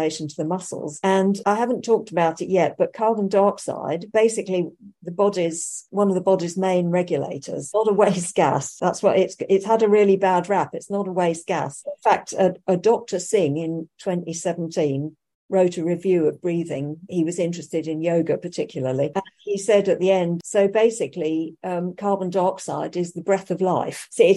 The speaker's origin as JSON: {"language": "English", "country": "United Kingdom", "said": "being a Brit"}